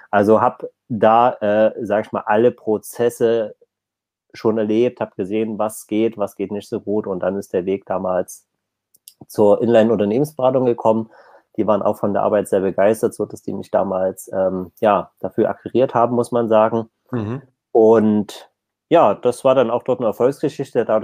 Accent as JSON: {"language": "German", "region": "East Germany", "country": "Germany", "tie": "born or raised there", "said": "Also zumindest bei uns im Osten nicht."}